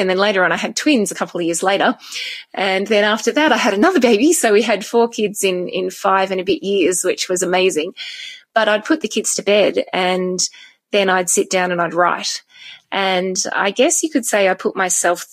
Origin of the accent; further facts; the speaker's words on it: Tasmania, Australia; now in Gold Coast, Australia; I grew up in Tasmania.